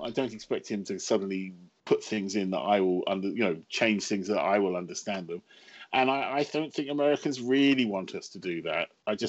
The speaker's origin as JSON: {"language": "English", "region": "England", "country": "United Kingdom", "said": "the trouble with being English, of course, is everyone else speaks English."}